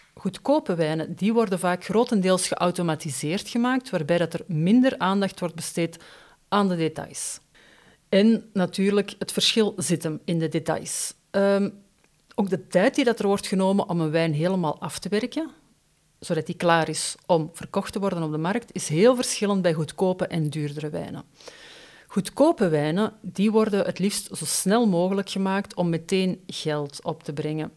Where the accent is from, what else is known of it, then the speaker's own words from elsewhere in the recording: Brussels, Brussels-Capital Region, Belgium; bij ons in Brussel